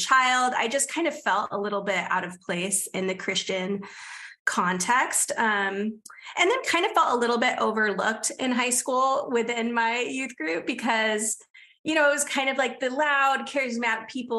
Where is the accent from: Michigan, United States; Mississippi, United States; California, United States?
California, United States; San Diego; I grew up in Southern California in San Diego